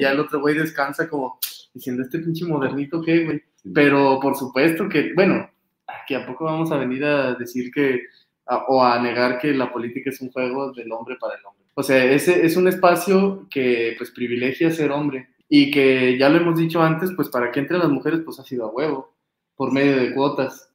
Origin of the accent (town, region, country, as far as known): Mexico